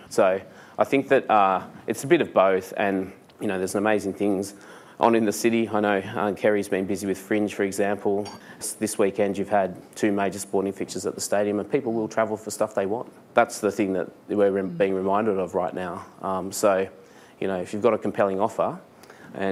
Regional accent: Liverpool, New South Wales, Australia; growing up in Liverpool, which was not home to an Indian community when I grew up there

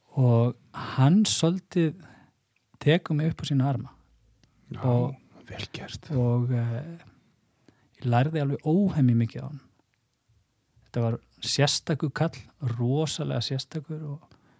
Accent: Seljahverfi, Capital Region, Iceland; also born or lived in Snæfellsnes / Mýrar; ég er alveg upp í uh, eh, selugverðinu bara í í því sem að já á þeim tíma var mjög líflegt

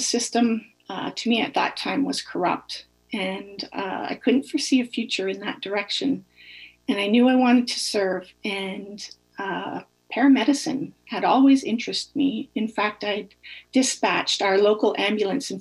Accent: Northern Ontario, Canada; I was born and raised in a small Northern Ontario community

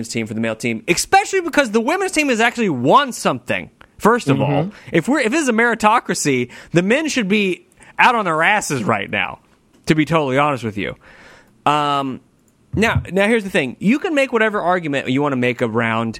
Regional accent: United States; As an American

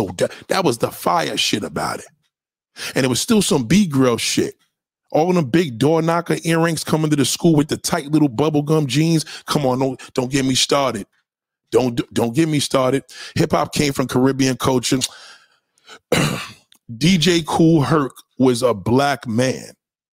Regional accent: New Jersey, United States; Well, I was raised in Jersey.

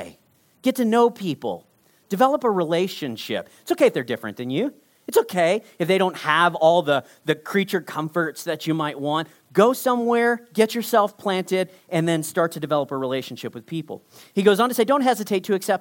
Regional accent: Texas, United States; I grew up in Texas

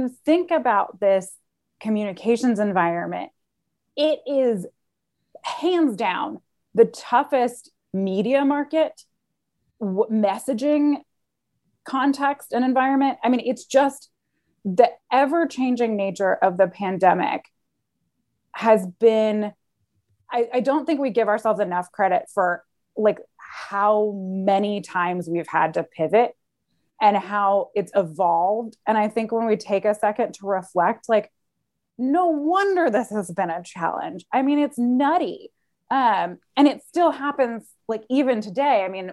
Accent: Charlotte, North Carolina, United States; also born or lived in Washington, District of Columbia, United States; I was born in Charlotte

